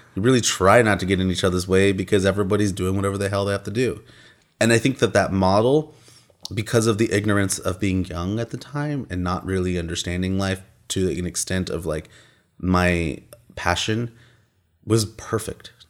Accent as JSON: {"language": "English", "town": "Austin", "region": "Texas", "country": "United States", "tie": "born or raised there", "also_born_or_lived": "London", "said": "living in Austin, Texas, which is where I'm from originally. I was born and raised here"}